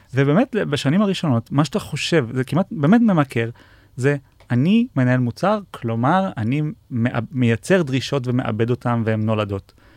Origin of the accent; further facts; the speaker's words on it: Israel; בתור uh, ישראלים